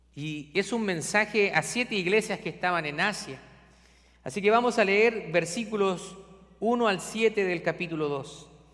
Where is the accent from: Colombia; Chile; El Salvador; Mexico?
Chile; now in Scranton, United States; yo soy de Chile